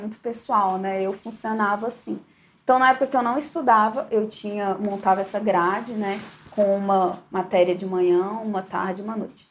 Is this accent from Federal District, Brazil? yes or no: yes; Brasília, Federal District, Brazil; E eu sempre fui de Brasília, eu sou de Brasília